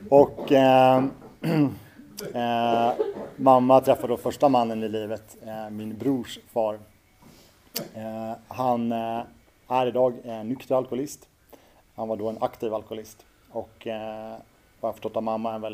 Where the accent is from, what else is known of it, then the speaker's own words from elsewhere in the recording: Orminge, Stockholm County, Sweden; sen genom partiet då, som det hette så fick hon en bostad ute i Orminge. Det var där jag växte upp mina första år.